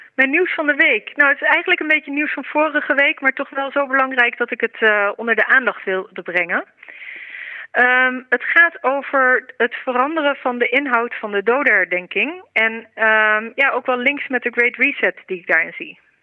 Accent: Netherlands; als Nederlanders

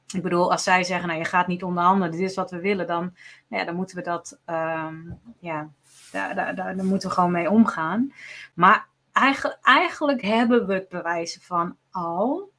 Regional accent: Netherlands; wij zijn Nederlanders

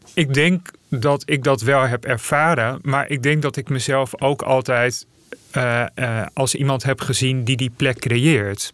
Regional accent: Friesland, Netherlands; moved away; also born or lived in Zeist; ik ben geboren in Friesland

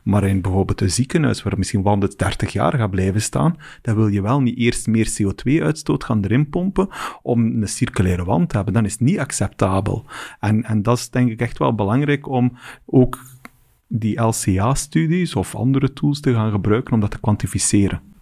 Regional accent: West Flanders, Belgium; ik kom van West-Vlaanderen

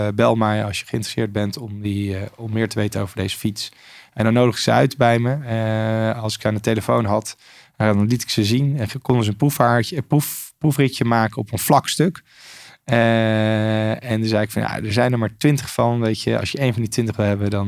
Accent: Lochem, Gelderland, Netherlands; moved away as an adult; now in Australia; in Lochem verder opgegroeid

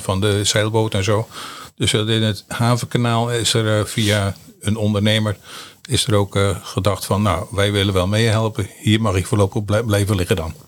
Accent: Sommelsdijk, South Holland, Netherlands; geboren in Sommelsdijk en woon in Sommelsdijk

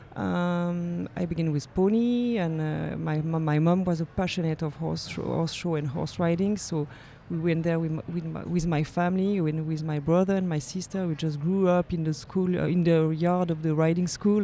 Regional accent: Geneva, Switzerland; I lived in Geneva. I was born in Geneva. I studied in Geneva. So I'm really from Geneva

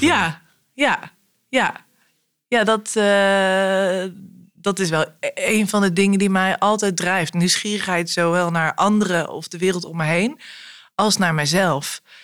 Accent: Arnhem, Gelderland, Netherlands; ik ben in Arnhem opgegroeid

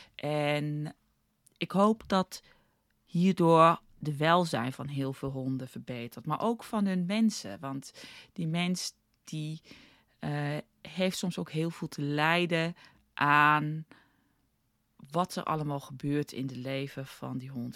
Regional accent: South Africa; moved away as an adult; now in Netherlands; ik ben geboren in Nederland opgegroeid in Zuid-Afrika.

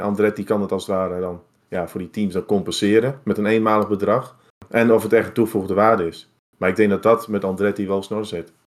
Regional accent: Netherlands; ons als Nederlanders

